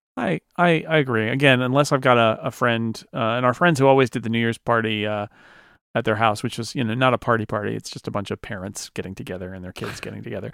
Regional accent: United States; I'm an American

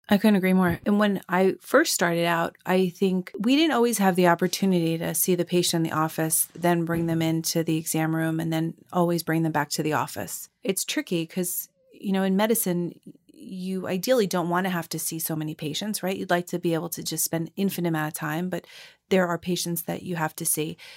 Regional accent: Long Island, New York, United States; I grew up on Long Island and not far from North Shore Hospital.

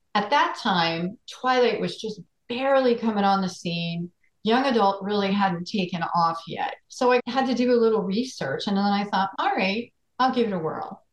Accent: Floral Park, New York, United States; also born or lived in Queens, New York; I grew up in Floral Park, New York, Queens a little bit, and then we moved to Floral Park when I was about nine

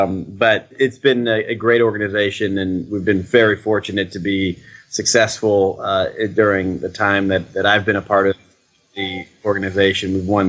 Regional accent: Cleveland, Ohio, United States; moved away as an adult; now in Boston, United States; I grew up loving baseball, but I'm from Cleveland, Ohio.

